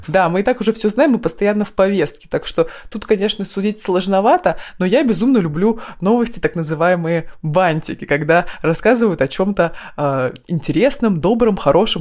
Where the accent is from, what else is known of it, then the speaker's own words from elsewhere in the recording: Krasnoyarsk Krai, Russia; я из Красноярского края